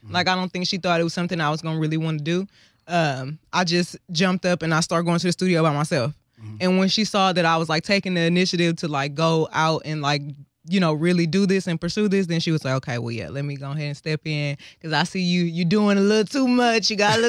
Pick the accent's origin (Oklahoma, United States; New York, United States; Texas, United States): Texas, United States; South Park; so I'm from South Park. My mom was a rapper.